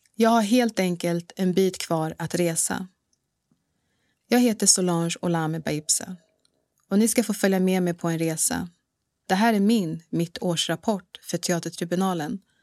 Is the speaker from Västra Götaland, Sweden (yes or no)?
no; Bro, Stockholm County, Sweden; also born or lived in Dar es Salaam, Tanzania; Bro, en ort norr om Stockholm, där jag är uppvuxen